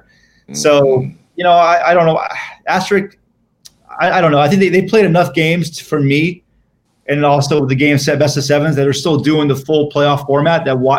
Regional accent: Miami, Florida, United States; also born or lived in New York City; I'm from Miami

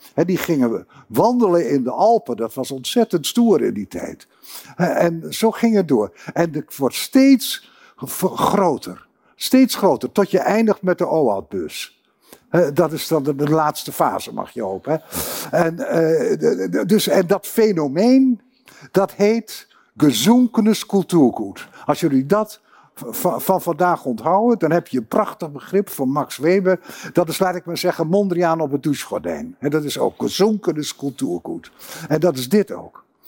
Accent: Groningen, Netherlands

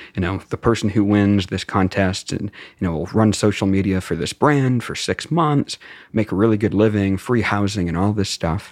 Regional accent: Beverly, Massachusetts, United States; moved away as an adult; also born or lived in Greensboro, North Carolina / Atlanta / Tampa, Florida; now in California, United States; I grew up in Beverly, uh, so about twenty-five, twenty-seven miles north of Boston. I lived there through high school

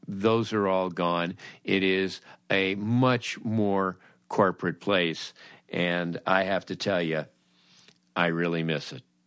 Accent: Los Angeles, California, United States; a memory that I have growing up in Los Angeles of twentieth century Fox

